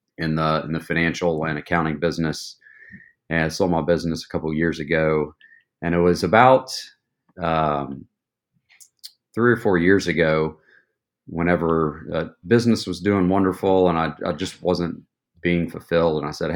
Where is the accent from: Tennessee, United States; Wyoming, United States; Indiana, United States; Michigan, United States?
Tennessee, United States; Knoxville; I'm originally from East Tennessee, Knoxville, born and raised, went to University of Tennessee